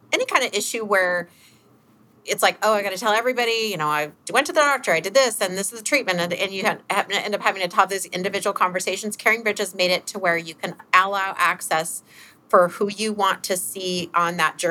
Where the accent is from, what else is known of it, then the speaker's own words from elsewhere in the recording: Alaska, United States; we grew up in Alaska